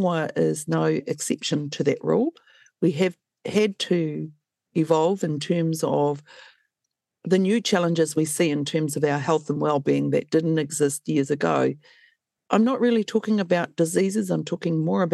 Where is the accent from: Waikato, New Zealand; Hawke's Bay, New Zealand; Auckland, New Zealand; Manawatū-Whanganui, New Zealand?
Waikato, New Zealand; I hail from the Waikato.